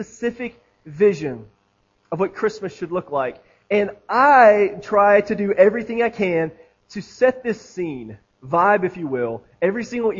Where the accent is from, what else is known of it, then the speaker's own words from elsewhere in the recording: Florida, United States; now in Tennessee, United States; I grew up in Florida. I spent several years there as an adolescent